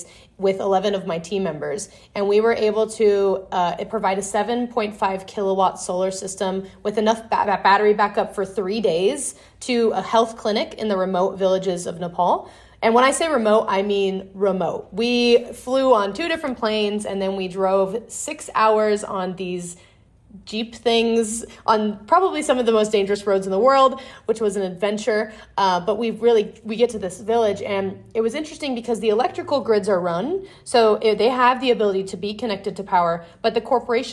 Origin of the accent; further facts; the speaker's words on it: Las Vegas, Nevada, United States; I'm growing up in Vegas